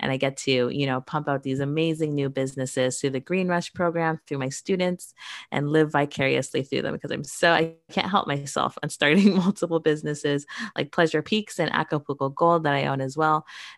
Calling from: Toronto, Ontario, Canada; I am joining from Toronto, Canada today.

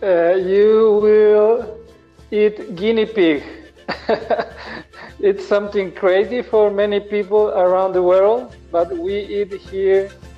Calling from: Ecuador; English is a second language; I'm calling far, far away from you. I'm calling from Ecuador.

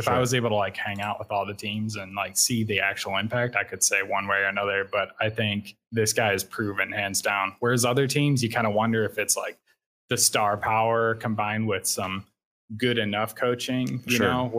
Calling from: Portage, Indiana, United States; Northwest Indiana, Portage, Indiana. It's in the Chicago area.

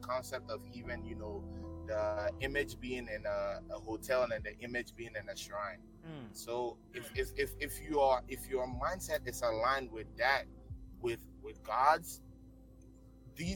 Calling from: Virginia, United States; I'm calling from Virginia in the United States.

